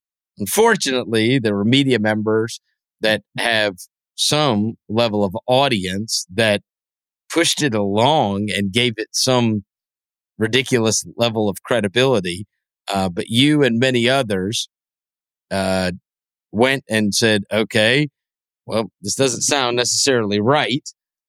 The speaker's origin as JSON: {"language": "English", "town": "Memphis", "region": "Tennessee", "country": "United States", "tie": "born or raised there", "said": "my hometown team, which was the Memphis Grizzlies"}